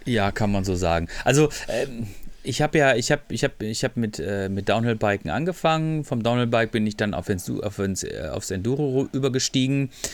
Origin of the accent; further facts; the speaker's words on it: Freiburg, Baden-Württemberg, Germany; ich komme auch aus Freiburg